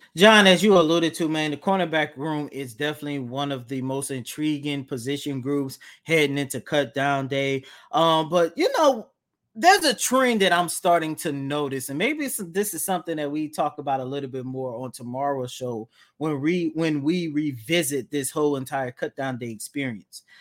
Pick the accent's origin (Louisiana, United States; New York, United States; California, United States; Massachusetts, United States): Louisiana, United States; New Orleans; accent: New Orleans; my New Orleans accent come out